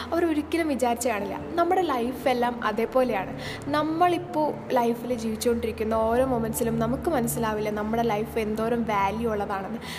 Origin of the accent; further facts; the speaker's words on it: Irinjalakuda, Kerala, India; accent: Thrissur slang; ഇരിഞ്ഞാലക്കുട എന്ന് പറഞ്ഞൊരു കൊച്ച് കൊച്ചല്ല ഒരു വലിയ സ്ഥലത്താണ് ഞാൻ താമസിക്കുന്നത്